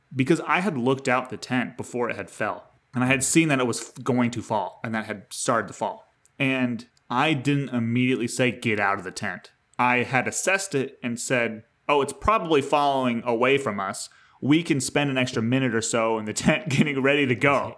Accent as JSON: {"language": "English", "region": "New York", "country": "United States", "said": "I'm a New Yorker in the state sense of it"}